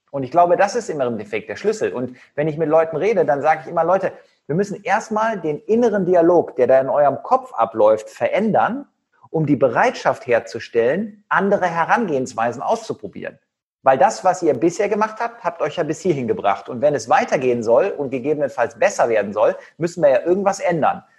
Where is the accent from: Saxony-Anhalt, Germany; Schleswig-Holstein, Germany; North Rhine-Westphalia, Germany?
North Rhine-Westphalia, Germany; Cologne; also born or lived in Leverkusen; Ich komme ja aus Köln